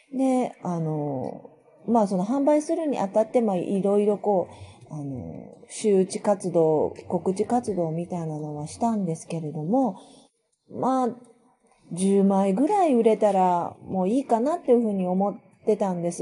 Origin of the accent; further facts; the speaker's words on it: Kyushu, Japan; now in Itami, Japan; 九州出身